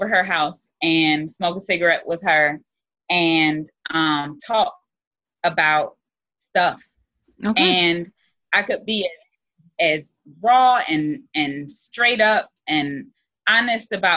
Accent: Philadelphia, Pennsylvania, United States; moved away; also born or lived in Albany, Georgia; I came from Philly

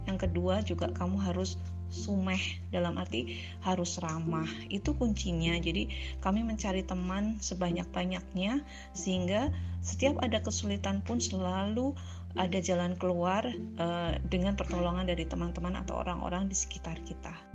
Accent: Java, Indonesia; moved away as an adult; now in Palangkaraya, Indonesia; Tempat lain untuk merantau adalah tempat di mana tempat saya tinggal sekarang yaitu Palangkaraya. Saya merantau dari Jawa ya, mengikuti suami untuk membentuk suatu keluarga baru di Kalimantan

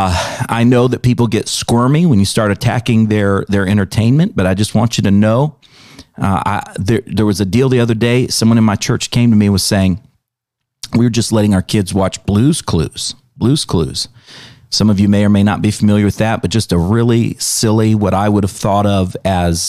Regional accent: United States; as an American

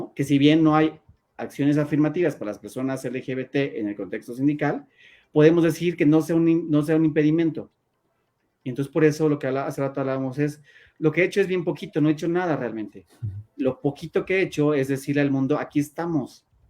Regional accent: Mexico

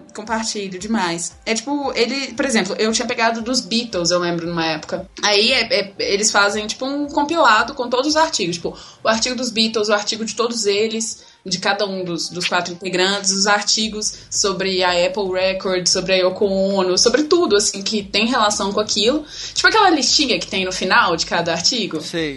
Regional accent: Itabira, Minas Gerais, Brazil; now in Belo Horizonte, Brazil; eu sou do interior, na verdade. Eu, não, eu moro aqui em BH tem seis anos, mas eu vim de Itabira, que é uma cidade do interior aqui perto

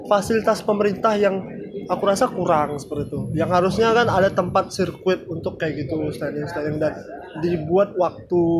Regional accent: Batam, Riau Islands, Indonesia; uh, kita orang Batam sangat dibundahkan untuk hal-hal yang haram seperti itu

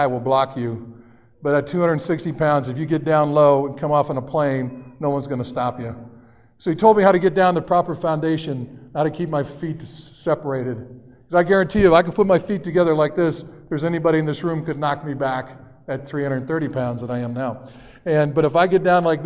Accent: Erie, Pennsylvania, United States; moved away; I'm from Erie, Pennsylvania.

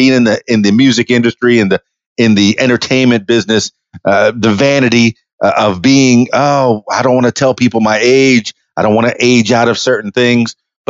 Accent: Indianapolis, Indiana, United States; So, all right, growing up in Indianapolis, I know that there's snow there.

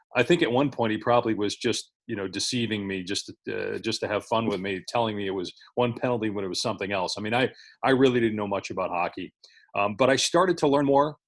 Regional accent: Madison, Wisconsin, United States; moved away as an adult; also born or lived in Syracuse, New York / Morgantown, West Virginia / Detroit, Michigan; growing up in Madison, Wisconsin

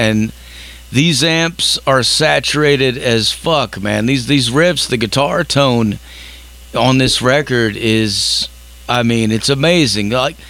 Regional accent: California, United States; now in Tennessee, United States; I was born in California, but I'm living in Tennessee right now, USA.

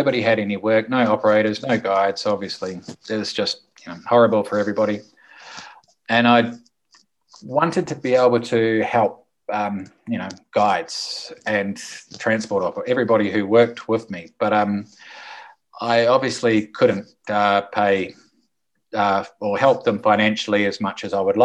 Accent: New Zealand; also born or lived in Zona Cafetera, Colombia; now in Colombia; I'm a Kiwi who from New Zealand, who lives in the paradise, which we call the Zona Cafetera in Colombia.

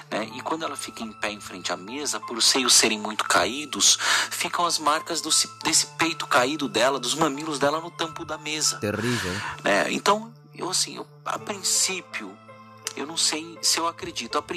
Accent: São Paulo, Brazil; now in Amazonas, Brazil; Eu sou eu sou de São Paulo, mas eu me mudei com meu marido agora ah, aqui para a região do Amazonas por causa do trabalho dele

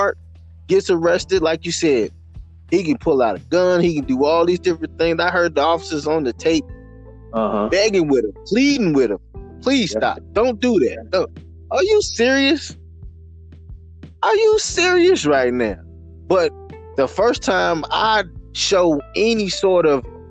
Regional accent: the South, United States; as a black man growing up in the South

